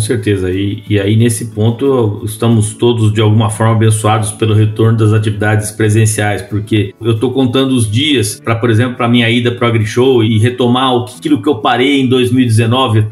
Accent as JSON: {"language": "Portuguese", "region": "São Paulo", "country": "Brazil", "tie": "born or raised there", "moved": "as an adult", "said": "eu sou nascido e criado em São Paulo, na capital do estado, no meio do concreto, do asfalto"}